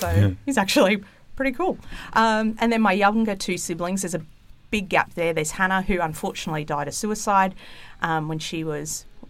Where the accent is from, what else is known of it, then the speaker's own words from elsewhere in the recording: Gold Coast, Queensland, Australia; also born or lived in Sydney, New South Wales; So we grew up, I was born in Sydney. Don't tell the state of origin team I said that because I go for Queensland. Because I actually went to school up in Queensland on the Gold Coast.